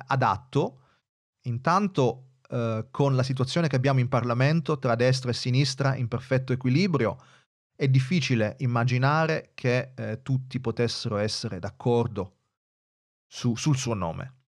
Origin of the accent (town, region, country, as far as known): Italy